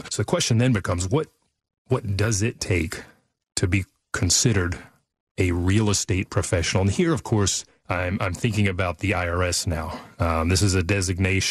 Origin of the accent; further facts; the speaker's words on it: Fort Worth, Texas, United States; we grew up here in the Dallas-Fort Worth area, over by Fort Worth